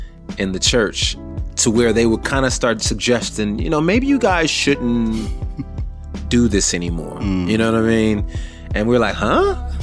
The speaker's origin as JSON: {"language": "English", "region": "California", "country": "United States", "also_born_or_lived": "Atlanta, United States", "said": "spent many, many years in Atlanta, almost enough to say that I'm from Atlanta. But I technically say I'm from California."}